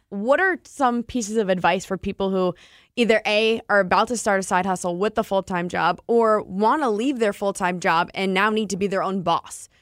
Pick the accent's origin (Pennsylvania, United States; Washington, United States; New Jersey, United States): New Jersey, United States; Hoboken; I grew up in New Jersey, lived in the town where Cake Boss is